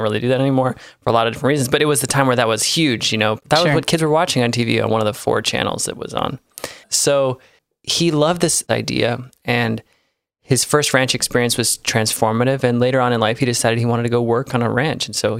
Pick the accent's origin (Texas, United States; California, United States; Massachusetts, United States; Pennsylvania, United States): California, United States; Sonoma; also born or lived in Truckee, California; I was not born here in Sonoma, but I was raised here. So yeah. My family moved here when I was 2 years old.